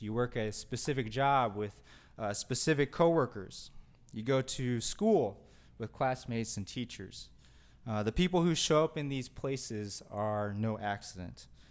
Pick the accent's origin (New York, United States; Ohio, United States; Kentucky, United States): Kentucky, United States; growing up in Kentucky